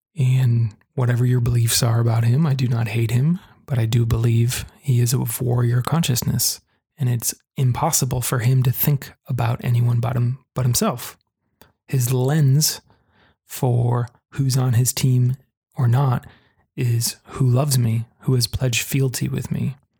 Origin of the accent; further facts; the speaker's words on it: United States; here in the US, my home country